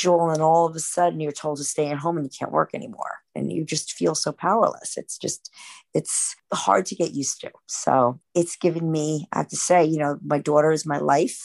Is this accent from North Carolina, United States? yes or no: no; New York City, New York, United States; also born or lived in Flushing, Queens; Born and raised in Manhattan